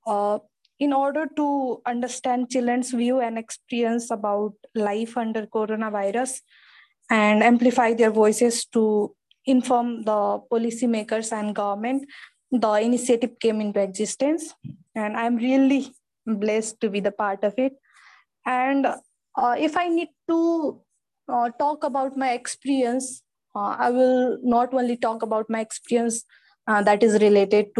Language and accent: English; Nepal; from Nepal